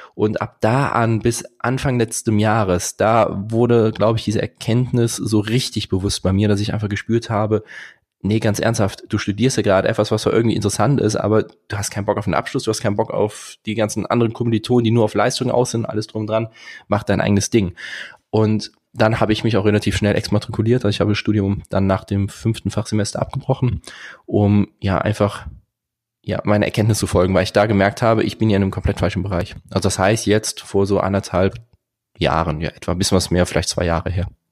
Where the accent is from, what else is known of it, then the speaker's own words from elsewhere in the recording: Bornheim, North Rhine-Westphalia, Germany; ich komme aus Bornheim zwischen Köln und Bonn